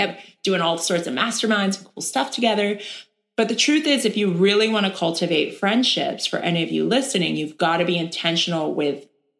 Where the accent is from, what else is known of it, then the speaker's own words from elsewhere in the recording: Erie, Pennsylvania, United States; I have all these people now from my hometown